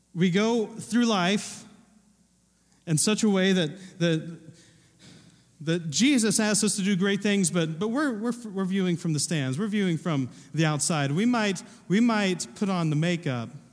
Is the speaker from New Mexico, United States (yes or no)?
no; Southern Ohio, United States; I wasn't born, but I was raised in Ohio. I was raised in Southern Ohio